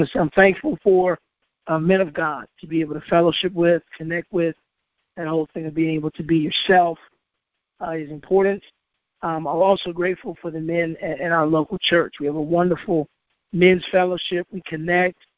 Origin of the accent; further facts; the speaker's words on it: Hampton, Virginia, United States; I, I came from Hampton